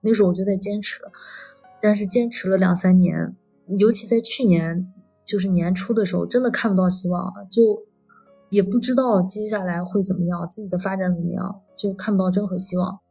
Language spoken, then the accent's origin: Chinese; northern China, China; moved away as an adult; now in Shanghai, China; 我也是个北方人